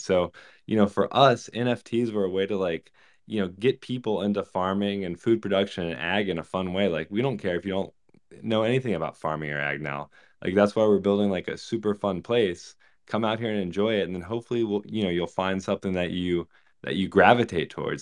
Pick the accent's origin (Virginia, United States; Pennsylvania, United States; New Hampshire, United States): Virginia, United States; I grew up in Virginia